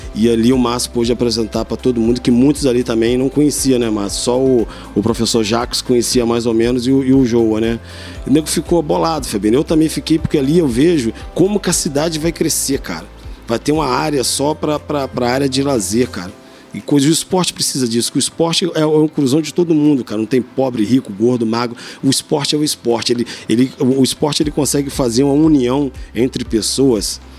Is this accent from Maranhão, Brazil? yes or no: no; Três Rios, Rio de Janeiro, Brazil; sou nascido e criado em Três Rios